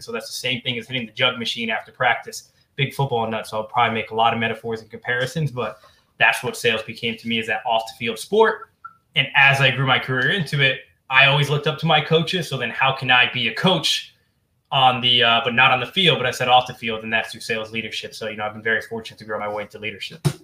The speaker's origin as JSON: {"language": "English", "region": "New Jersey", "country": "United States", "said": "I'm from New Jersey"}